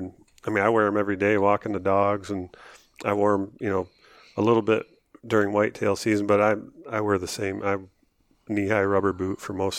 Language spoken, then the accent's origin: English; Michigan, United States; He's like, you know, where are you from? I'm like, Michigan.